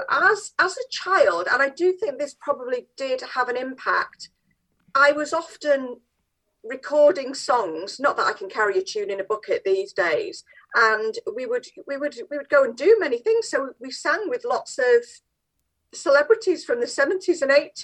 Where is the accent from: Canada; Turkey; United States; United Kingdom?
United Kingdom; Manchester, North West England; I'm quite proud to be born and bred in Manchester, South Manchester